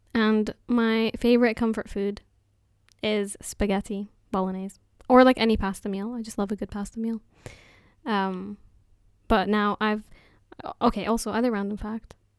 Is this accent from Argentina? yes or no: no; Jordan; now in Newbury, United Kingdom; I'm from Jordan, but I live in Newbury at the moment